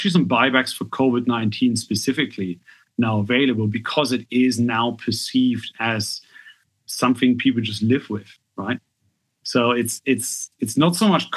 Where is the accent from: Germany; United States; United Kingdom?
Germany; moved away; I'm German, right? I'm half English, but I grew up in Germany